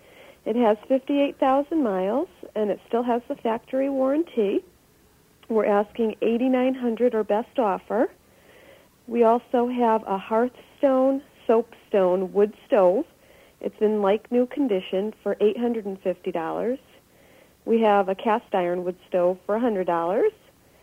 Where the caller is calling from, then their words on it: Torrington, Connecticut, United States; I'm calling from Torrington.